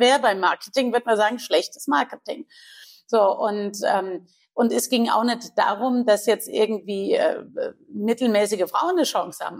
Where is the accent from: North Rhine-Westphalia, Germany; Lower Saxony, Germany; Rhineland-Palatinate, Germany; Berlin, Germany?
Rhineland-Palatinate, Germany; Guldental; Ich bin ja groß geworden im Weingut ja. Äh, in Guldenthal.